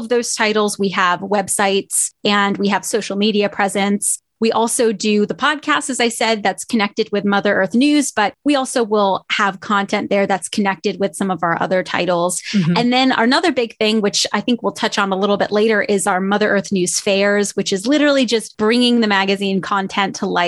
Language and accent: English; Southeast Pennsylvania, United States; moved away as an adult; also born or lived in New Jersey; now in Topeka, United States; I was born technically in New Jersey, but raised in Pennsylvania all my life